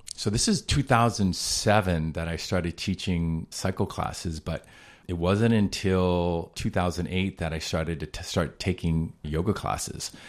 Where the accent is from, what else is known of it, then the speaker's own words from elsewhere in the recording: Boston, Massachusetts, United States; moved away as an adult; also born or lived in Rhode Island; now in Hawaii, United States; I grew up in Boston